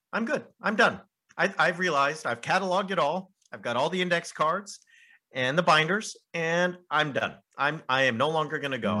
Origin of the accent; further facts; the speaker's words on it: Southern California, United States; moved away as an adult; also born or lived in United Kingdom / France; I grew up in Southern California, and then I went to Azusa Pacific University, which is only half an hour from where I grew up.